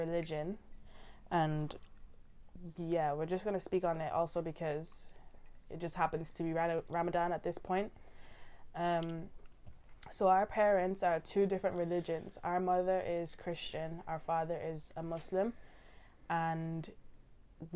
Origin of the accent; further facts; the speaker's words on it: Ireland; now in United Kingdom; We were all born in Ireland